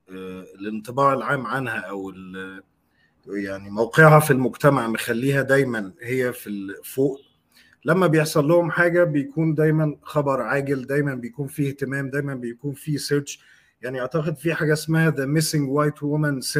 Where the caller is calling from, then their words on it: Egypt; يا عمر انا بكلمك من مصر